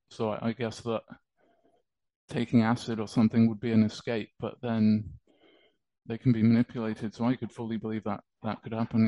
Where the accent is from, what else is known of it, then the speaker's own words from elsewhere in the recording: United Kingdom; accent: British; my accent. It's uh, British